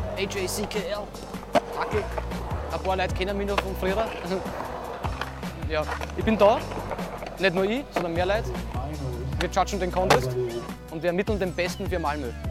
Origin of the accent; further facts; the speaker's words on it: Vienna, Austria; gebürtiger Wiener